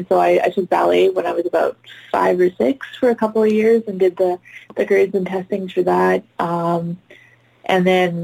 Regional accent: Vancouver, British Columbia, Canada; So I grew up in Vancouver, Canada. So I'm Canadian

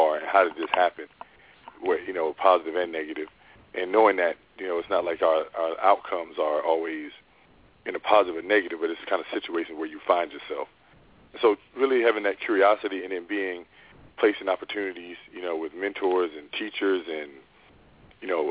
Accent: North Carolina, United States; also born or lived in New York; I'm originally from North Carolina. It's one of seven kids. Both my parents were ministers and also had other jobs. Grew up in, like I said, between North Carolina and then New York until I was 12 and then moved back to North Carolina.

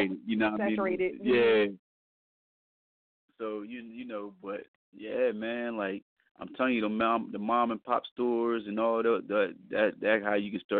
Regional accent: New York, United States; and I know how it was when I first started, you know, growing up in New York.

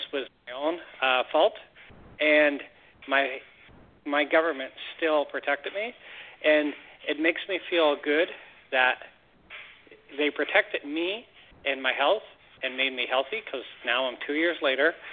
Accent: Canada; as a Canadian

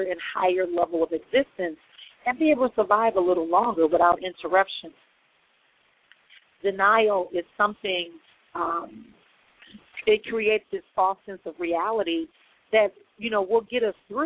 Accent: Milwaukee, Wisconsin, United States; moved away; making my move back to my hometown of Milwaukee, Wisconsin, official

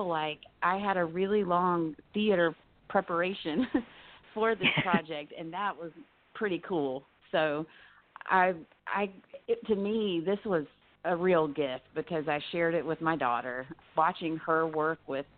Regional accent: North Carolina, United States; I come from the South, North Carolina, and have a rich legacy with, you know, my family, my grandparents and things.

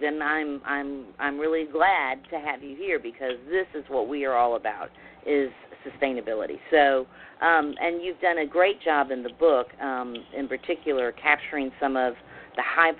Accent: the South, United States; I am a Southerner and grew up with the exact same experience in regards to the maid that we all loved dearly

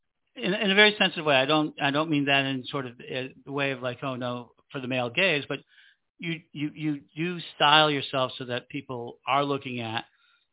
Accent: Chicago, Illinois, United States; I'm from Chicago, so I was very fortunate that we had a lot of culture

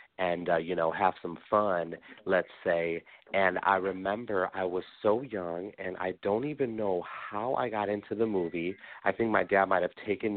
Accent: Des Plaines, Illinois, United States; also born or lived in Chicago / Park Ridge; I was born in Chicago, raised in Des Plaines

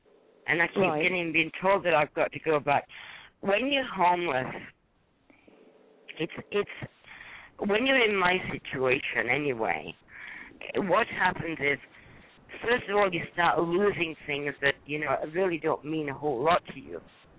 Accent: Wakefield, Yorkshire and the Humber, United Kingdom; moved away as an adult; now in United States; Close to my hometown, I'm from Wakefield.

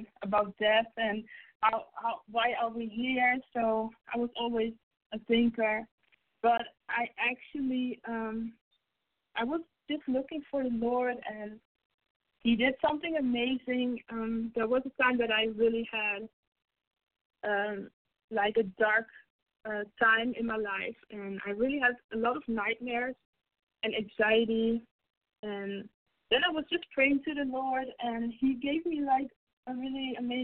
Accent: Netherlands; I'm born and raised here

